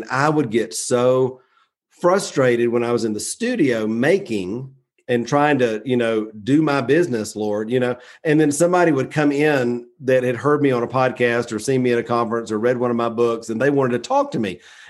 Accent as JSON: {"language": "English", "region": "the South", "country": "United States", "accent": "Southern", "said": "my Southern accent"}